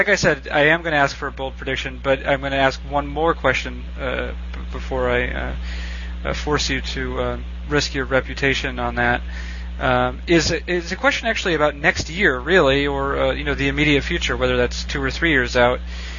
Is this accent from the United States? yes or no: yes; New England, United States; I grew up in New England and certainly grew up a Red Sox fan